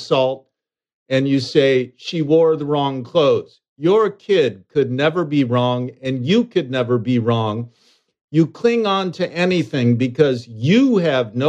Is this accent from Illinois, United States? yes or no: yes; Chicago, Illinois, United States; just west of where I grew up in Hyde Park